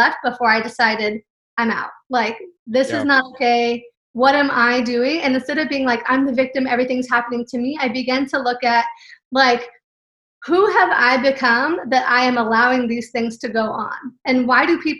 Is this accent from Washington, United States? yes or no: no; California, United States; moved away; also born or lived in Texas; I was raised in California.